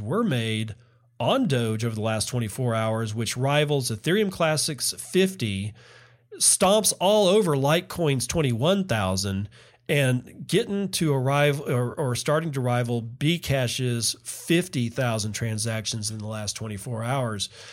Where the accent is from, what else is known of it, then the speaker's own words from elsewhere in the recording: Texas, United States; I grew up in Texas